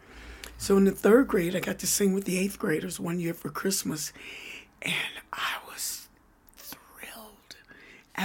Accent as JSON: {"language": "English", "town": "Louisville", "region": "Kentucky", "country": "United States", "tie": "born or raised there", "moved": "as an adult", "lives_now": "Denver, United States", "said": "Louisville, Kentucky"}